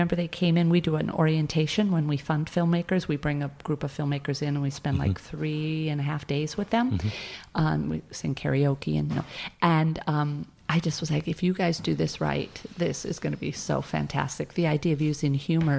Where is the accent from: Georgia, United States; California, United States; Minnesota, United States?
Minnesota, United States; accent: Minnesota; moved away; we're both from Minnesota. It's even when I say it, I fall back into that accent. Minnesota.